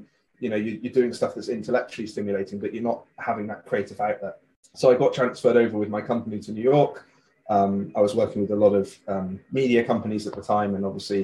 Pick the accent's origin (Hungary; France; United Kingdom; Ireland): United Kingdom; West Country, South West England; also born or lived in United States; I'm from the West Country. Originally, yeah.